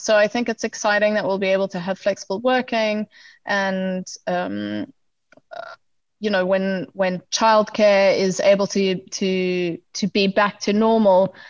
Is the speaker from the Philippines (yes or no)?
no; South Africa; we are South African